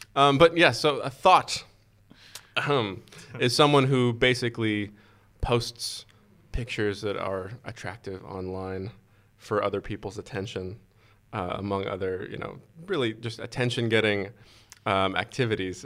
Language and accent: English; Boston, Massachusetts, United States; grew up with, you know, the, the garden with the Celtics playing just, you know, not that far from my house.